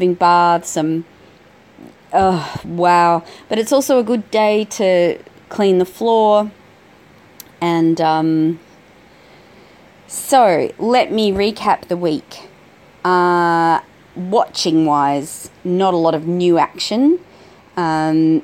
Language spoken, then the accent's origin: English; South Australia, Australia; moved away; I'm from South Australia originally